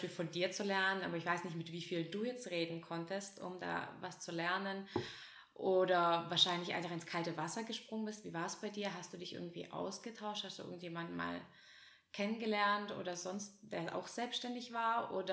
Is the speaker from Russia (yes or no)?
yes; Russia; now in Germany; Wir sind ja aus Russland hergekommen